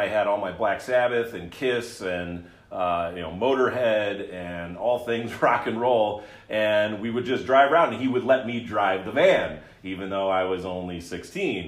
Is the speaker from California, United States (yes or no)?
no; New Jersey, United States; also born or lived in Chicago; I did grow up in New Jersey, and in my formative years through high school